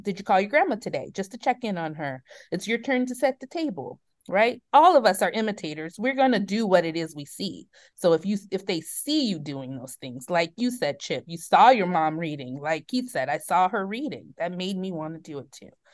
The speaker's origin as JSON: {"language": "English", "town": "Oakland", "region": "California", "country": "United States", "tie": "born or raised there", "said": "I was, um, born and raised in Oakland, California. I, um, grew up in the middle of, um, some hard times that were happening in Oakland around the eighties and nineties"}